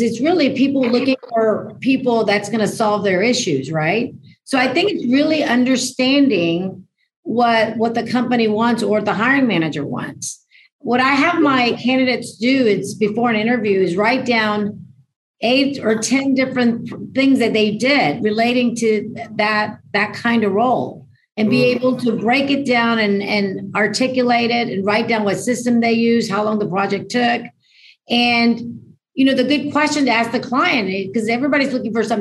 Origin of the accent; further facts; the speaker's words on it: Houston, Texas, United States; I'm from Houston, Texas